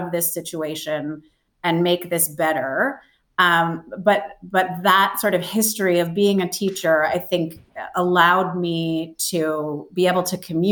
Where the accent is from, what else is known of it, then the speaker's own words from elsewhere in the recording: Canada; now in Australia; I grew up in Canada. I live in Australia.